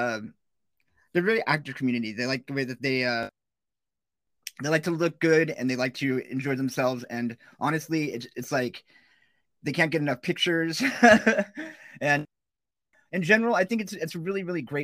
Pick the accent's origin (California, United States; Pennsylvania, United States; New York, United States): California, United States; Huntington Beach; I'm actually from Huntington Beach, a native